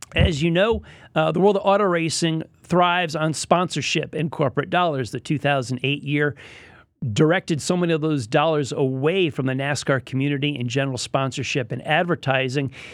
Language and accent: English; Connecticut, United States; moved away as an adult; now in Lake Norman area, North Carolina, United States; I am a Connecticut native